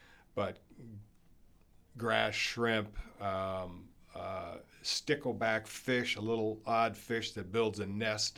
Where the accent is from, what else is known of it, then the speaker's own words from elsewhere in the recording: Maryland, United States; Well, I grew up on the Eastern Shore, and that inspired me to get a degree in environmental science.